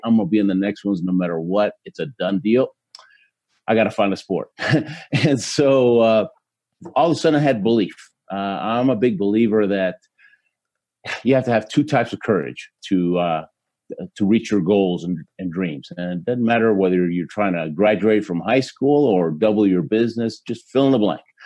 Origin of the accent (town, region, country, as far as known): Houston, Texas, United States; born or raised there; also born or lived in Argentina